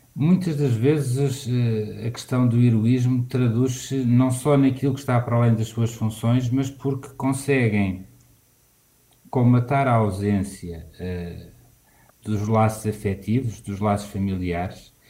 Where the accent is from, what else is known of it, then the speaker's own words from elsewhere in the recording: Lisbon, Portugal; eu tive a recordar e vivenciar outra vez o sítio onde passei a minha infância e onde cresci. Eh, e algumas das histórias que estão aqui retratadas do Centro Histórico